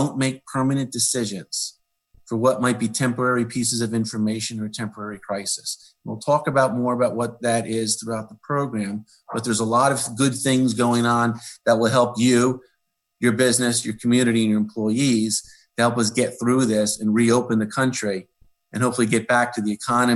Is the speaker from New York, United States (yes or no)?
no; Middletown, New Jersey, United States; also born or lived in Red Bank, New Jersey; I was born in Riverview Hospital. I grew up in Middletown, graduated Rutgers